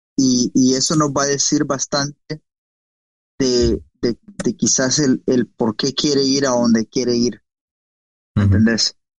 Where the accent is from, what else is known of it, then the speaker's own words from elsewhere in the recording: El Salvador; como salvadoreños